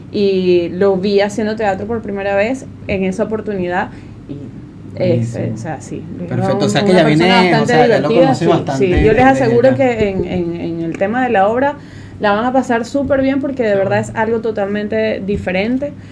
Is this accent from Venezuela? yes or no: yes; Venezuela; como venezolanos, bueno, tratamos de los actores venezolanos no es para el público venezolano.